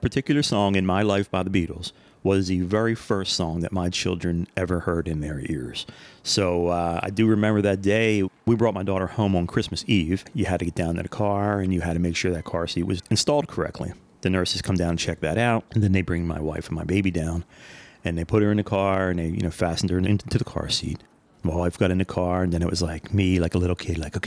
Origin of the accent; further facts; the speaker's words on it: Philadelphia, Pennsylvania, United States; So that's where we're from. We're from Philadelphia